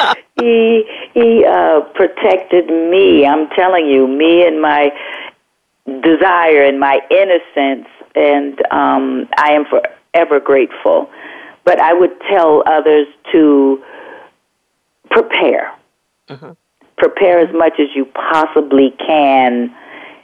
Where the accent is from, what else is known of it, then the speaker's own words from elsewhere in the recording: Aliquippa, Pennsylvania, United States; also born or lived in Los Angeles; Out in a small town called Aliquippa, Pennsylvania, about 24 miles south of Pittsburgh, Pennsylvania.